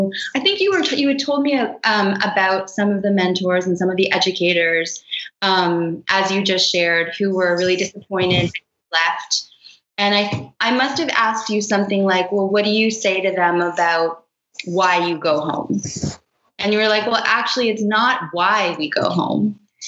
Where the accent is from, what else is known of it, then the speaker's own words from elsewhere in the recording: Toronto, Ontario, Canada; now in Brooklyn, United States; I grew up in Toronto